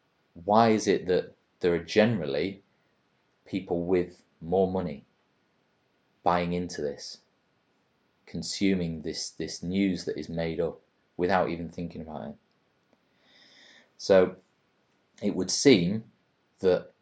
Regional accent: England, United Kingdom; as an English person

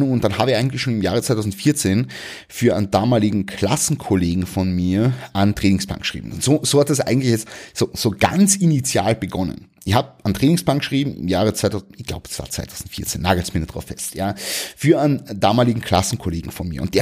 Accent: Klagenfurt, Carinthia, Austria; habe einen McFit angemeldet in Klagenfurt also in meiner Heimatstadt in Kärnten

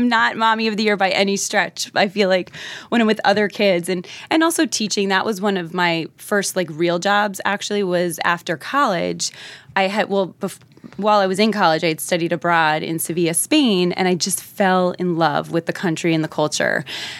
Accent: New Jersey, United States; accent: Jersey; they liked the fact that I was, you know, American. They probably liked my Jersey accent.

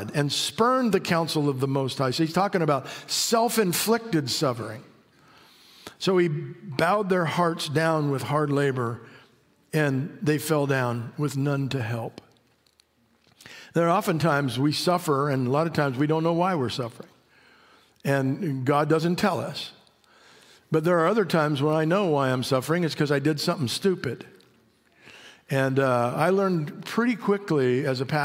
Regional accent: Mojave Desert, California, United States; moved away as an adult; My wife and I grew up on the Mojave Desert. Spent the first 25 years of my life on the Mojave Desert.

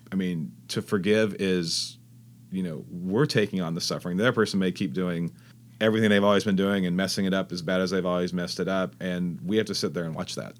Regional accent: Fresno, California, United States; also born or lived in Texas; now in La Jolla, United States; I grew up in Fresno, California

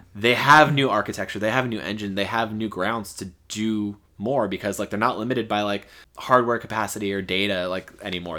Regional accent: Florida, United States; born or raised there

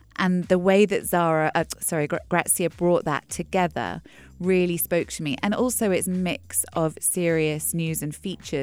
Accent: England, United Kingdom; when I was growing up in England, in a small town on the south coast, a small retirement village

